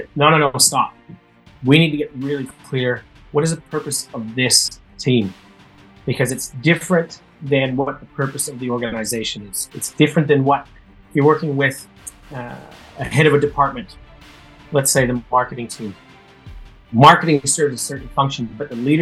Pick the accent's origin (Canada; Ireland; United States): Canada; Saskatoon, Saskatchewan; moved away as an adult; now in Melbourne, Australia; growing up in Saskatoon